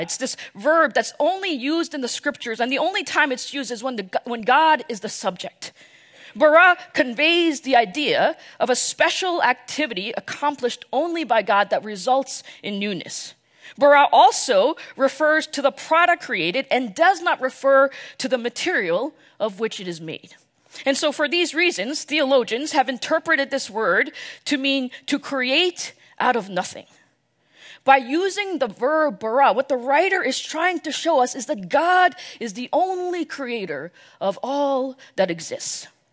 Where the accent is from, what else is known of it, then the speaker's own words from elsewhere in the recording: New York, New Jersey, United States; moved away as an adult; now in Dallas, United States; I was born and raised in the New York, New Jersey area. Basically lived there my entire life until I moved here, uh, to Dallas a few years ago.